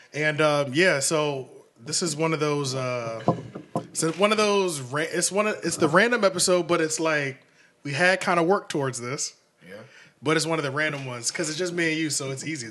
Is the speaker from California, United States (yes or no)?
no; Philadelphia, Pennsylvania, United States; moved away as an adult; I'm originally from Philly, been here since two thousand six